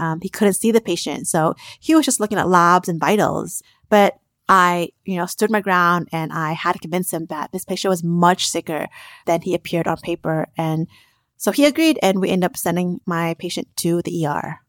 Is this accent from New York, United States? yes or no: no; Las Vegas, Nevada, United States; I grew up in Las Vegas from im-, immigrant parents